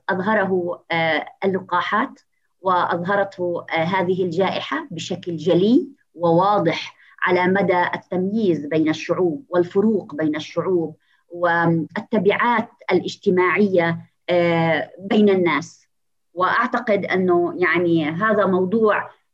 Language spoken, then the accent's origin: Arabic; Palestine